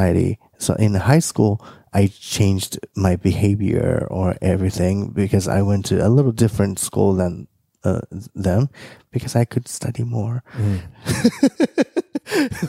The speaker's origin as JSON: {"language": "English", "country": "Japan", "tie": "born or raised there", "moved": "yes", "said": "growing up in Japan"}